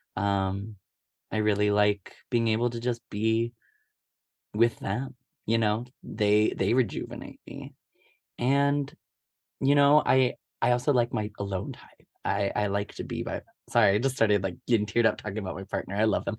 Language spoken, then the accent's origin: English; Omaha, Nebraska, United States; I grew up in Omaha, Nebraska my whole life.